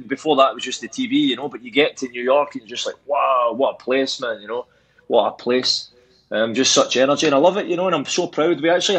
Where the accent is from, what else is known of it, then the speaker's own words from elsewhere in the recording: Scotland, United Kingdom; I was born in Scotland